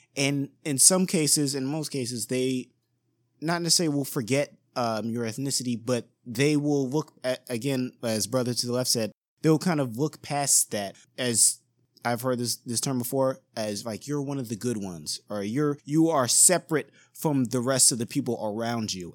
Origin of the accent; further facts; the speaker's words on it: East Coast, United States; the neighborhood that I grew up in, I'm from the East Coast